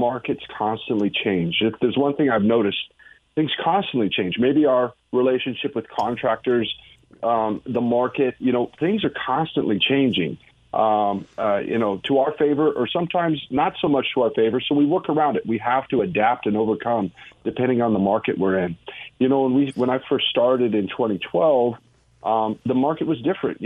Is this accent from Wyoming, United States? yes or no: yes; Wyoming, United States; moved away as an adult; now in Texas, United States; I'm originally from Wyoming